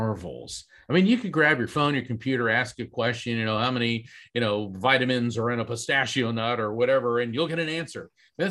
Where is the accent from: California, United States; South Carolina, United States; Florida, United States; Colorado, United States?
Florida, United States; East Coast, Central; growing up in East Coast, Central Florida